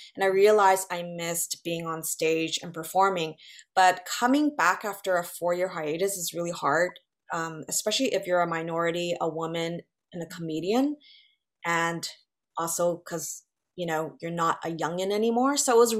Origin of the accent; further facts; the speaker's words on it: West Coast, United States; now in New York, United States; I love California, and I'm originally from the West Coast